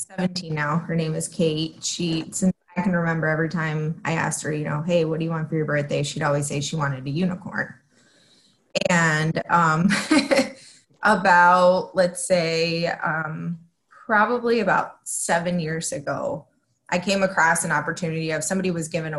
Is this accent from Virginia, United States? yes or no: no; Florida, United States; English is a second language; moved away as an adult; also born or lived in Mexico City, Mexico; now in Rockford, United States; originally I was born in Mexico City and then I moved the United States with my mom when I was 9. Okay. And I moved to Florida. So I grew up in Florida my whole entire life.